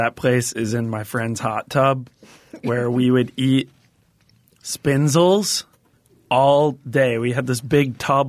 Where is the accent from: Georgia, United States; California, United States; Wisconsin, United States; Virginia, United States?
Wisconsin, United States; Ellsworth